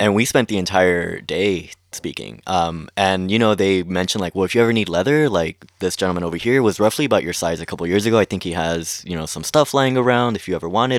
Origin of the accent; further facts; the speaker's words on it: Long Beach, California, United States; I grew up in Long Beach